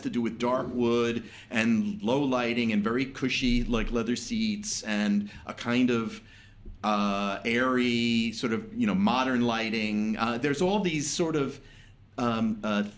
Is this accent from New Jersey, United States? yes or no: yes; New Jersey, United States; I'm from New Jersey.